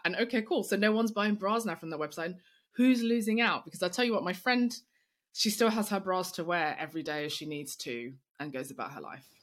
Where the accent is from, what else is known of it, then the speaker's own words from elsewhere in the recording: London, United Kingdom; I'm black, I'm female, I'm young, I'm from East London